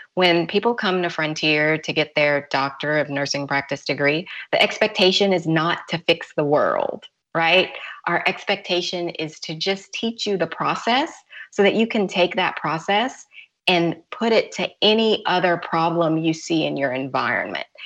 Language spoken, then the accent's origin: English; Louisiana, United States; now in Georgia, United States; I'm from Louisiana, and I have a house in Louisiana, but I also have a house in Georgia